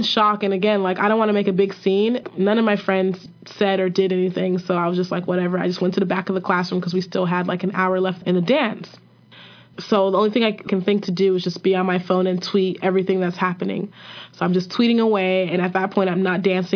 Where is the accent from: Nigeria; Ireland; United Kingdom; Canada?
Nigeria; I'm Nigerian.